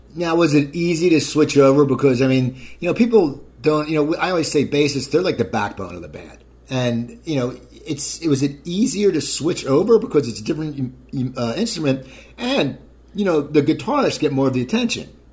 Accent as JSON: {"language": "English", "town": "Cherry Hill", "region": "New Jersey", "country": "United States", "tie": "born or raised there", "said": "I grew up in Cherry Hill"}